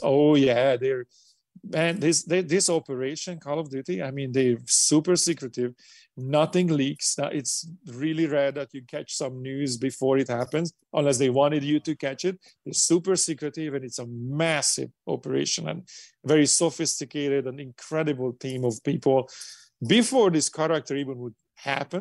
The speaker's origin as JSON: {"language": "English", "country": "Hungary", "second_language": "English", "moved": "as an adult", "lives_now": "United States", "said": "coming to America and doing what I'm doing from low Hungary, when I didn't speak English, we didn't have passports, we couldn't go to the West"}